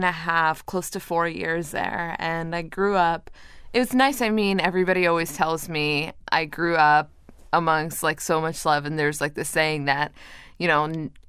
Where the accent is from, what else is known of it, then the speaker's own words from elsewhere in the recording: Toronto, Ontario, Canada; also born or lived in Montreal; And then when I was in Montreal, my sister was born. Then we moved from Montreal to Toronto, and then another sister was born, and I had a younger brother as well.